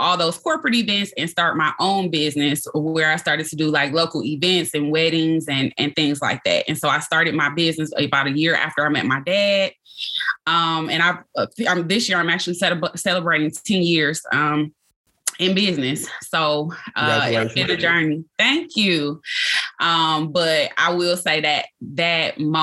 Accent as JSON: {"language": "English", "town": "Detroit", "region": "Michigan", "country": "United States", "tie": "born or raised there", "said": "I was born and raised in Detroit, Michigan."}